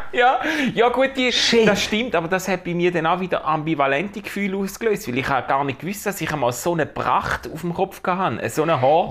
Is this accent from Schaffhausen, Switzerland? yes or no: yes; Schaffhausen, Switzerland; Schaffhauser, Schaffhauser äh, Cityboy